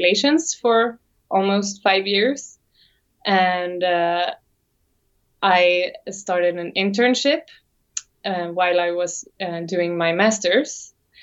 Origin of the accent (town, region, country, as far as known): Sweden; English is a second language; also born or lived in Sydney, Australia